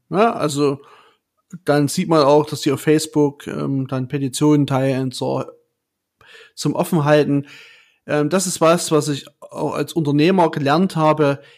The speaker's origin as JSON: {"language": "German", "town": "Chemnitz", "region": "Saxony", "country": "Germany", "said": "ich komme aus Chemnitz"}